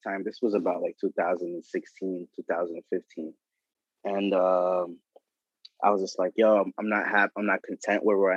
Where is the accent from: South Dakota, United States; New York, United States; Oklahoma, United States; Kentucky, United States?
New York, United States; New York City; also born or lived in Bushwick, Brooklyn; I was born in Bushwick, but I grew up here in Benson